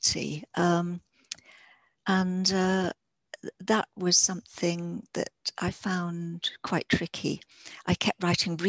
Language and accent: English; Yorkshire and the Humber, United Kingdom; I live in South Yorkshire. I'm a Yorkshire woman.